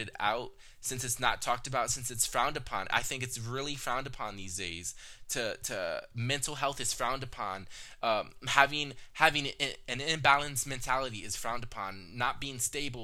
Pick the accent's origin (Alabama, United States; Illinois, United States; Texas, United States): Texas, United States; I was born in Texas. My biological mother had me in Texas, and we stayed there